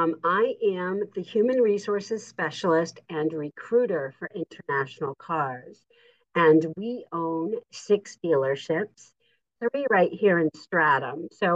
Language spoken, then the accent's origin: English; Exeter, New Hampshire, United States; I grew up in Exeter. I was born at Exeter Hospital, grew up in Exeter, and graduated from Exeter High School. So, yeah, I am definitely a local.